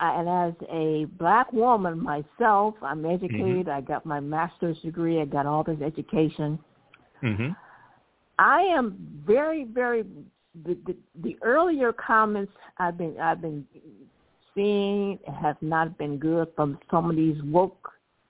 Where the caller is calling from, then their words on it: Detroit, Michigan, United States; I'm calling from Detroit.